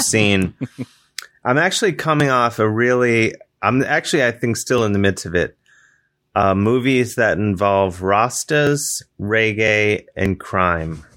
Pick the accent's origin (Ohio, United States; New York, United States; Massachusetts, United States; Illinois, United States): Ohio, United States; moved away; I'm from Ohio